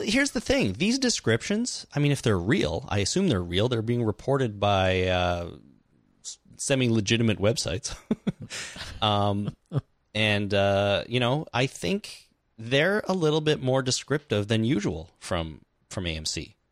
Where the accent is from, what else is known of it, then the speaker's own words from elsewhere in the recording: Canada; we're Canadian